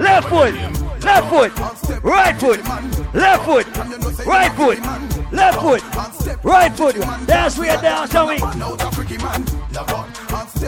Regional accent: United States; I am from America.

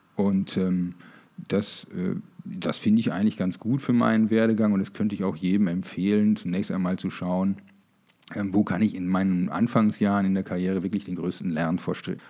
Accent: Germany; moved away as an adult; also born or lived in Münster / Frankfurt / Düsseldorf; now in Munich, Germany; Ich bin tatsächlich auf dem Land groß geworden. Äh, übrigens in der Nähe der, niederländischen Grenze, so circa 500 Meter

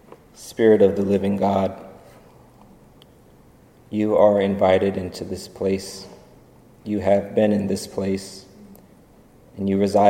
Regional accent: Germany; moved away; As a child growing up in Germany

